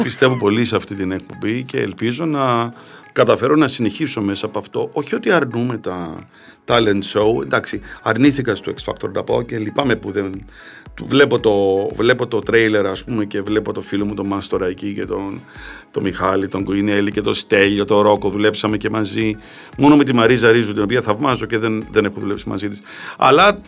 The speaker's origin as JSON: {"language": "Greek", "country": "Cyprus", "tie": "born or raised there", "moved": "yes", "lives_now": "Greece", "said": "Εμείς στην Κύπρο κοτόπουλο πατάτες"}